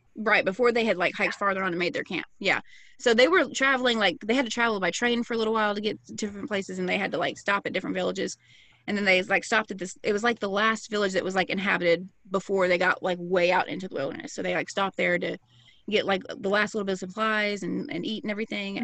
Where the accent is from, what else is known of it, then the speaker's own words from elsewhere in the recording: the South, United States; I'm an American from the South.